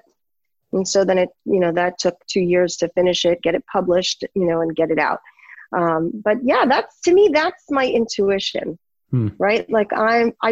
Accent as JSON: {"language": "English", "town": "New York City", "region": "New York", "country": "United States", "said": "I'm from New York City"}